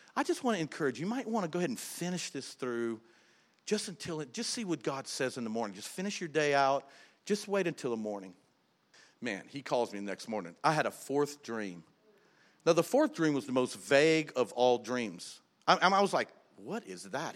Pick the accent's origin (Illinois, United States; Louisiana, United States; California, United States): Louisiana, United States; South; we're from South Louisiana